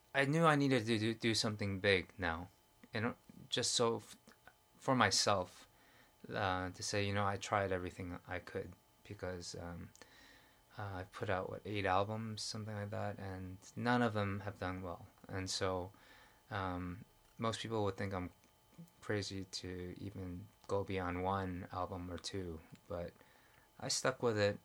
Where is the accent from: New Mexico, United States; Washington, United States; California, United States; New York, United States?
New York, United States; moved away as an adult; now in Korea; growing up in New York and in Manhattan